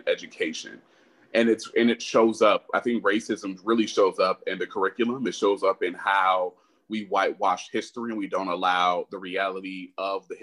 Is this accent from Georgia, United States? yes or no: no; upstate New York, United States; moved away as an adult; also born or lived in San Francisco Bay Area, California / Charlotte, North Carolina / Washington, District of Columbia, United States / Boston, Massachusetts; now in Arlington, Texas, United States; I was born in the Bay, but grew up in upstate New York, so I'm a New Yorker.